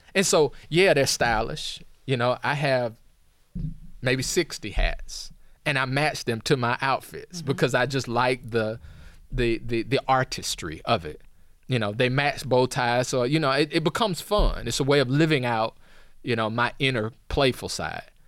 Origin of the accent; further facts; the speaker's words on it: Atlanta, Georgia, United States; now in Princeton, United States; I come from Atlanta where, you know, there we have our own sense of style